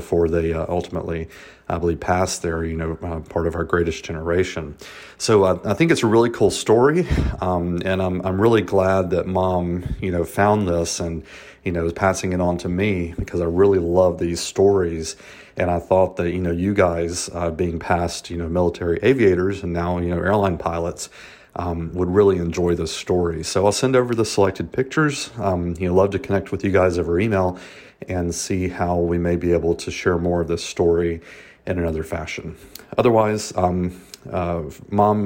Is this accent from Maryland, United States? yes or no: no; Albany, Georgia, United States; moved away; from Albany, Georgia. This is down in Southwest Georgia, my hometown